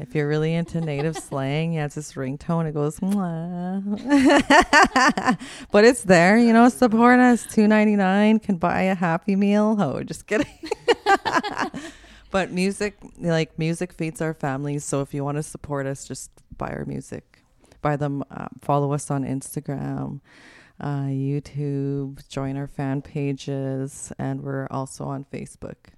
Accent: Winnipeg, Manitoba, Canada; I'm from Winnipeg

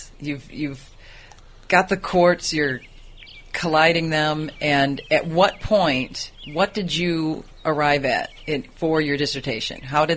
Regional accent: United States; I'm from the States.

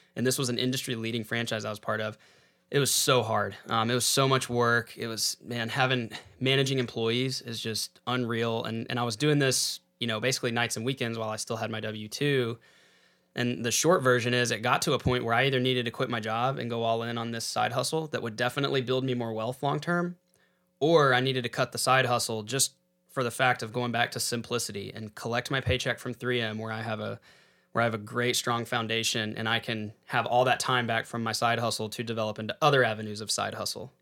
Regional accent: San Angelo, Texas, United States; I grew up in San Angelo, Texas

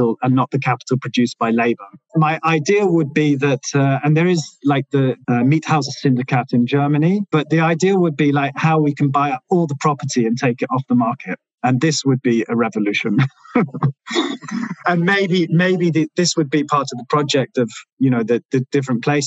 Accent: London, United Kingdom; also born or lived in Milan; when I grew up in London, and when you come from London

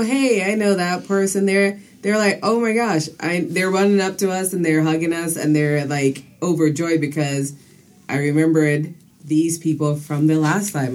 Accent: U.S. Virgin Islands; also born or lived in Saint Vincent and the Grenadines; now in United States; I was born on the island of St. Vincent and the Grenadines. Okay. And about age eight, my family moved to the U.S. Virgin Islands, first to St. Croix and then to St. Thomas.

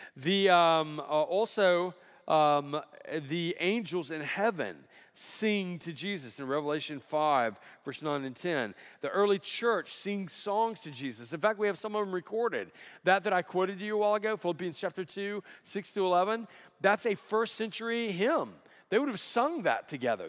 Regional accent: Alabama, United States; moved away; I grew up in Alabama

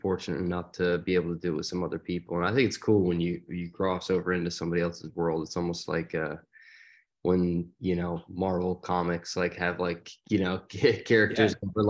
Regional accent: outside of Philadelphia, Pennsylvania, United States; now in Nashville, United States; Joey and I grew up outside of Philadelphia

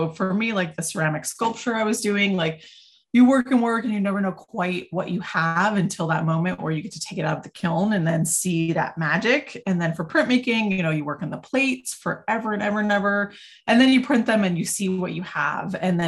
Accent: New England, United States; also born or lived in Vermont; now in Hudson Valley, United States; I'm a visual artist. I work in many different mediums. I was born in Vermont and grew up kind of all over New England.

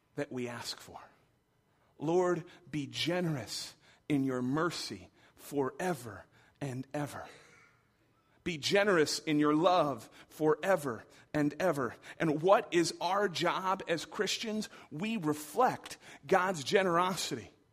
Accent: Michigan, United States; I grew up in Michigan.

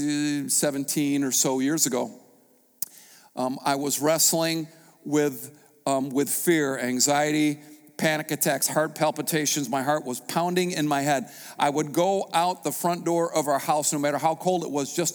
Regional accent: United States; I was a pastor from America

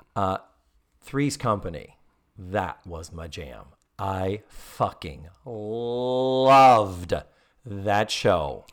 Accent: Massachusetts, United States; now in Orlando, United States; from Massachusetts, my home state

